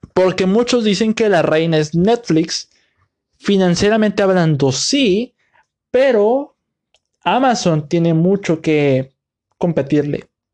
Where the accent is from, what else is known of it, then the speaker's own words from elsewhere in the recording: Mexico; mi país, aquí en México